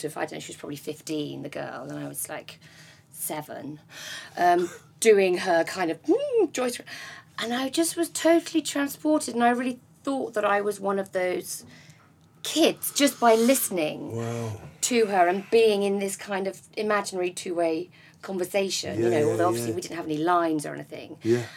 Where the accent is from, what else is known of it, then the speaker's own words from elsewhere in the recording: Essex, East of England, United Kingdom; I'm from Essex